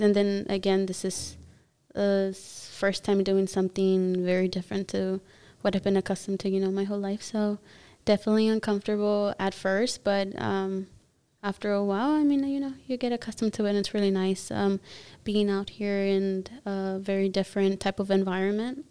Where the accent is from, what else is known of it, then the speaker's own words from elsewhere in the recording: Los Angeles, California, United States; accent: Spanish; first language Spanish; English is a second language; I am from the US, from Los Angeles, California